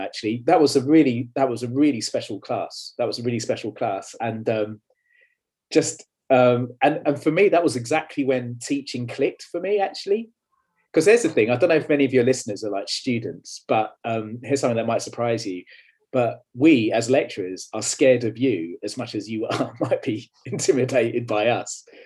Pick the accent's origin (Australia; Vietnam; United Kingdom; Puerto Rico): United Kingdom; London; moved away; also born or lived in Leeds; I was born and bred in London, um, or where London hits Essex, actually, as you can probably tell by my accent